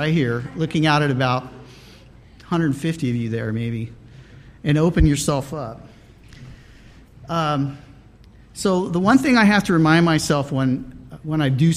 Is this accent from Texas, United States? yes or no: no; Riverside, California, United States; I was born here in Southern California and was raised out in the Riverside area